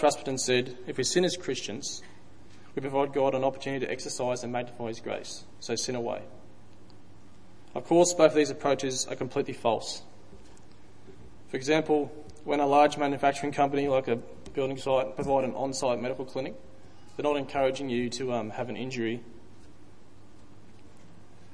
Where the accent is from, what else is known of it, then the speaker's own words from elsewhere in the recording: Dalby, Queensland, Australia; I grew up in Dalby, which is probably 3 hours drive west, country town